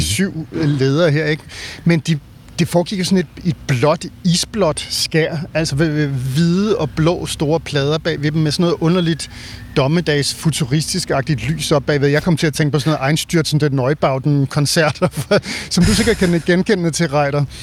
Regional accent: Denmark; som dansker

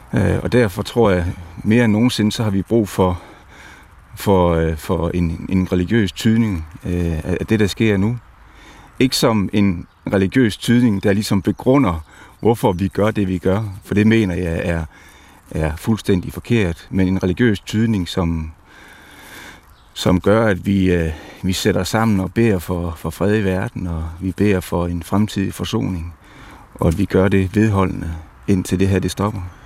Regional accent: Denmark; vores bevidsthed som danskere

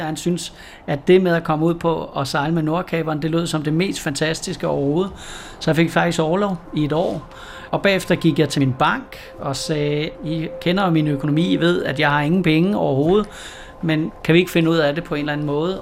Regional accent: West Jutland, Central Denmark Region, Denmark; moved away; jeg er bondedreng ude fra Vestjylland dengang

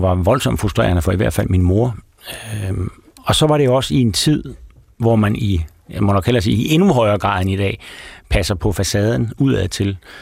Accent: Aarhus, Central Denmark Region, Denmark; jeg kommer fra Guldbjergvej, som er sådan en typisk lille parcelhuskvarter i, i Højbjerg, øh, syd for Aarhus

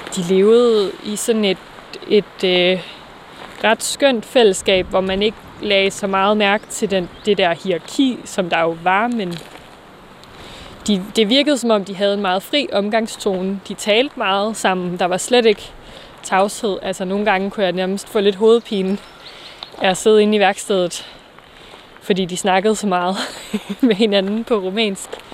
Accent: Vang, North Denmark Region, Denmark; now in Aarhus, Denmark; jeg er vokset op her i Thy, i en lille by, der hedder Vang

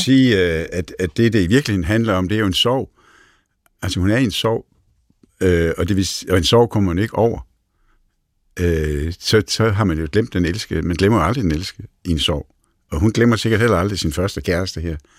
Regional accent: Næsby, Southern Denmark, Denmark; man kan høre, at jeg kommer fra Fyn, øh, fra Næsby

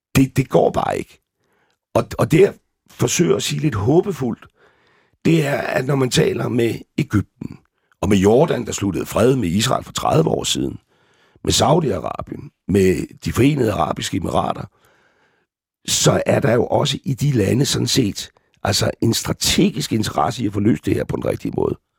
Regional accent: Gilleleje, Capital Region of Denmark, Denmark; jeg har levet min ungdom i Gilleleje

